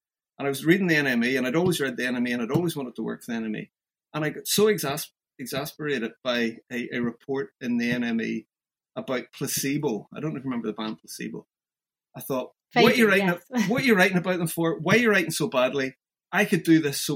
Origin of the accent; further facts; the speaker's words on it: Ireland; moved away as an adult; also born or lived in London / Glasgow; being Irish